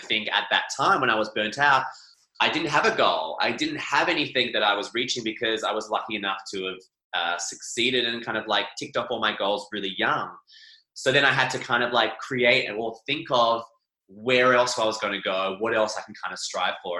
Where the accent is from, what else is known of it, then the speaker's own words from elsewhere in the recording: Scotland, United Kingdom; we used to do Highland dancing as a family because we are Scottish